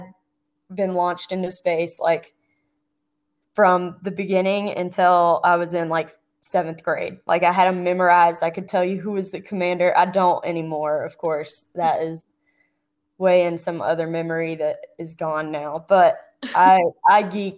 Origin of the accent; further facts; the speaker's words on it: Atlanta, Georgia, United States; moved away as an adult; I grew up outside Atlanta, Georgia, on the east side of town